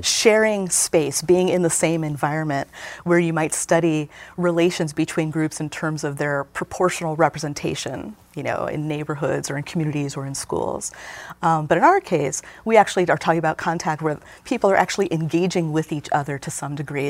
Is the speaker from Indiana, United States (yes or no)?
yes; Gary, Indiana, United States; moved away; I was growing up in Gary in the seventies and eighties